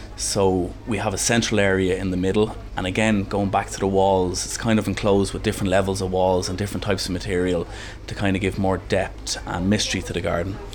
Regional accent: Dublin, Leinster, Ireland; I'm from Castleknock in Dublin, but my parents um, are from Cavan

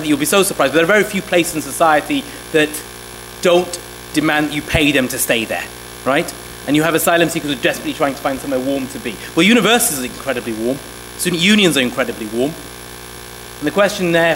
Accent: Sheffield, Yorkshire and the Humber, United Kingdom; also born or lived in Somalia; We came to the United Kingdom in 1993, and we grew up in Sheffield, in the north

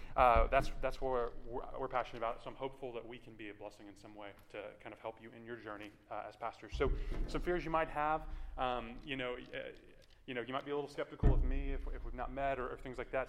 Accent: Houston, Texas, United States; also born or lived in Washington, D.C.; I grew up in the Clear Lake area, not too far from uh, Clear Creek

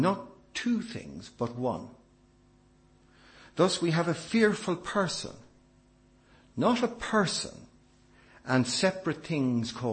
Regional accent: Ireland; as an Irishman

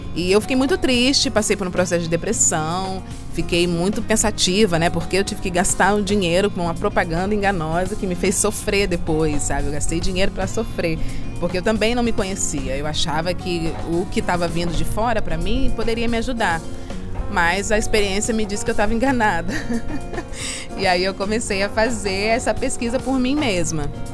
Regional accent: Belo Horizonte, Minas Gerais, Brazil; now in Rio de Janeiro, Brazil; Eu venho do Brasil, eu sou mineira de Belo Horizonte e moro no Rio de Janeiro atualmente

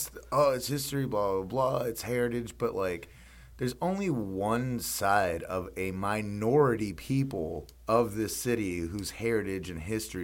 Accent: the South, United States; growing up in the Southern culture, which you know, I'm proud to be from the South.

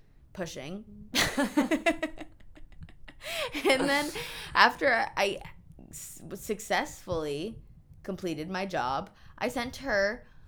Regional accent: New York, United States; I'm from New York.

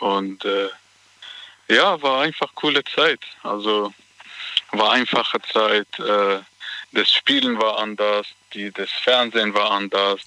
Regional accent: Baden-Baden, Baden-Württemberg, Germany; ich komme aus Baden-Baden

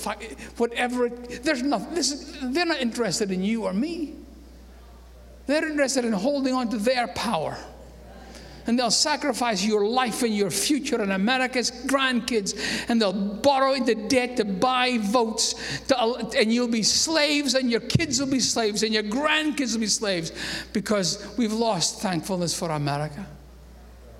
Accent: Scotland, United Kingdom; moved away as an adult; now in United States; I might have been born in Scotland

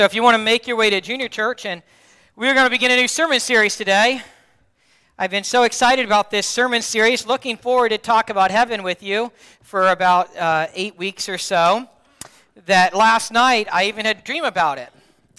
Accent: Dayton, Ohio, United States; moved away as an adult; also born or lived in Cincinnati, Ohio / Alliance, Ohio; now in Youngstown area, United States; Yeah, I'm from close to Kentucky, Dayton, Cincinnati.

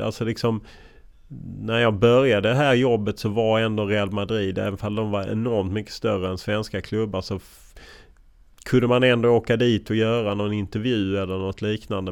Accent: Lund, Skåne, Sweden; moved away as an adult; now in Stockholm, Sweden; Jag kommer från Lund och uppvuxen i Lund och stannade i Lund väldigt länge tills jag var 28 innan jag flyttade till Stockholm

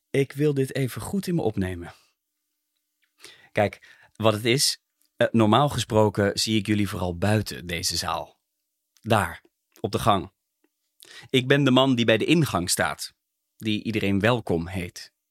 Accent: Zeeland, North Brabant, Netherlands; born there; Ik woon hier zelf in de buurt, maar ik ben in 1959 geboren in Zeeland, een dorpje in Brabant, niet de provincie. Mijn familie woont al generaties lang op die boerderij.

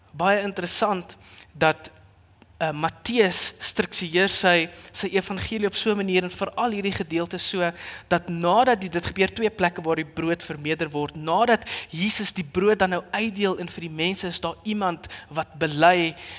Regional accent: South Africa

